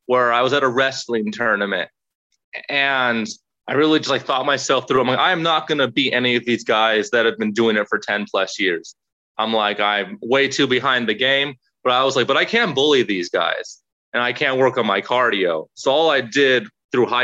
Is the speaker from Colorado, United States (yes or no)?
no; Las Vegas, Nevada, United States; I was born and raised in Las Vegas